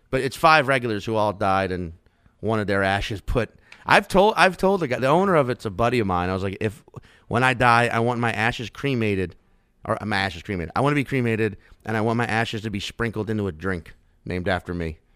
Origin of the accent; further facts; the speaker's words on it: Chalmette, Louisiana, United States; also born or lived in Slidell, Louisiana / New Orleans, Louisiana; I grew up in Chalmette and then Slidell, uh, which is like, you know, half an hour outside the city.